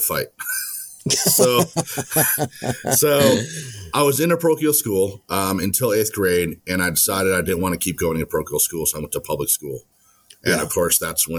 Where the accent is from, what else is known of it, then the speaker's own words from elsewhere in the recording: Milwaukee, Wisconsin, United States; moved away as an adult; also born or lived in Arizona / California; I was born and raised in Milwaukee, Wisconsin.